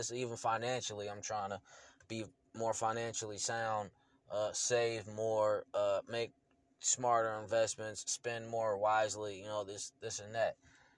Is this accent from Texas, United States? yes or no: no; Illinois, United States; I'm born from Illinois. I'm from Illinois, but I am not an Illinoisan, okay? Not an Illinois boy.